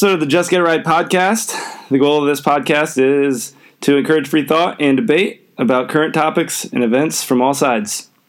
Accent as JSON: {"language": "English", "country": "United States", "said": "I'm an American."}